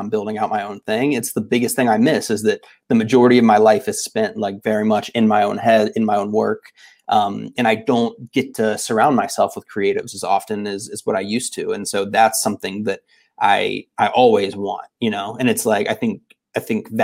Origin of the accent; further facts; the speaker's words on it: Tallahassee, Florida, United States; moved away as an adult; now in West Coast, United States; for most of my life growing up in Florida and, you know, Tallahassee specifically